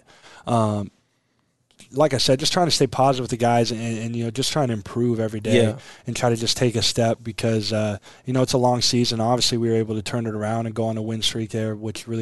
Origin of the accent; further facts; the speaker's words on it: Aurora, Nebraska, United States; growing up in Aurora, Nebraska